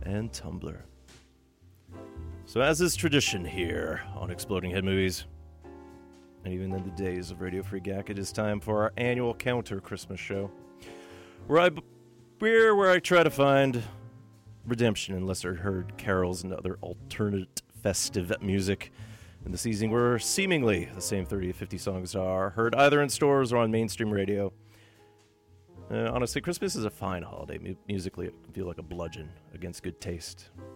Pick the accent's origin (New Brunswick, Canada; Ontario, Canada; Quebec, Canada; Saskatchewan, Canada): Ontario, Canada; Thunder Bay; now in Vancouver, Canada; my hometown of Thunder Bay, Ontario